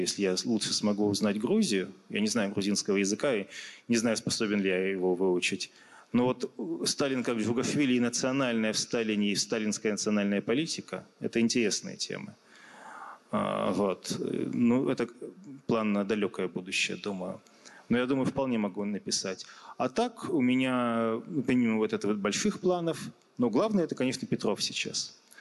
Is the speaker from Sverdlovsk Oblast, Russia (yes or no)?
yes; Yekaterinburg, Sverdlovsk Oblast, Russia; в родном городе